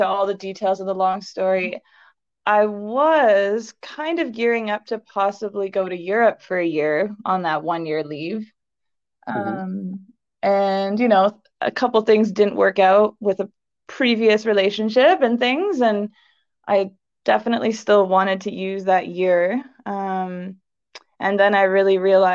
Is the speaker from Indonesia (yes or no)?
no; Cornwall, Ontario, Canada; moved away as an adult; now in Canmore, Canada; I grew up in Eastern Canada, well, in Ontario, in a small city called Cornwall